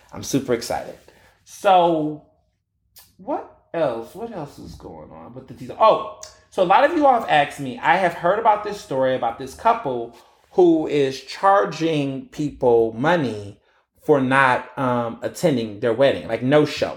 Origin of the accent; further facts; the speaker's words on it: Houston, Texas, United States; moved away as an adult; also born or lived in Chicago, Illinois / Marianna, Arkansas; now in Philadelphia, United States; I grew up in Houston, Texas